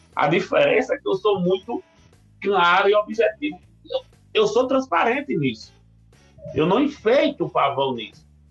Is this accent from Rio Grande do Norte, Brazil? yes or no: yes; Natal, Rio Grande do Norte, Brazil; now in São Paulo, Brazil; Hoje eu não tenho mais acesso nem à minha terra natal, Natal, cidade natal